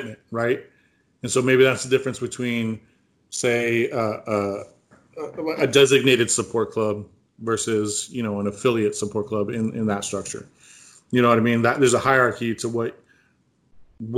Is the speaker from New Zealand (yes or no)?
no; California, United States; I'm from California.